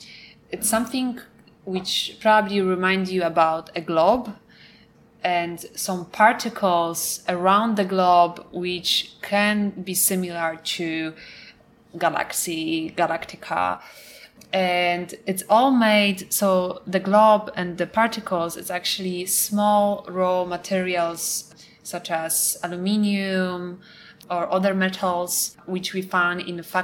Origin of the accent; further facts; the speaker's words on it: Poland; first language Polish; English is a second language; moved away as an adult; Polish is a really hard language. And to be honest, even it's my first language, I would make some mistakes.